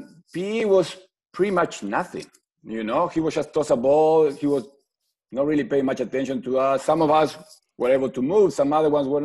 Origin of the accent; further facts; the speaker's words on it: Mar del Plata, Buenos Aires Province, Argentina; moved away as an adult; I'm from Argentina